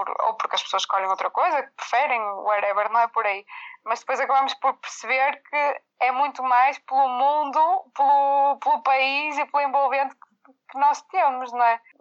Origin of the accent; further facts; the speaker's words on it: Viana do Castelo, Portugal; Como nós somos de Viana, também tentávamos nos juntar mais em Viana para ensaiar